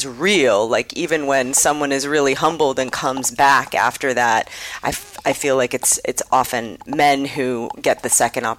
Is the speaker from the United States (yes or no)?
yes; Wrentham, Massachusetts, United States; also born or lived in Rochester, New York; I was born in Rochester, New York. I was raised in Wrentham, Massachusetts. That's Wrentham with a W-R-E-N.